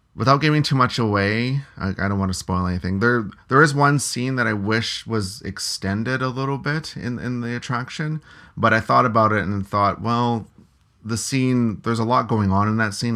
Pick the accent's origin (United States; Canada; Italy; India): Canada; being Canadian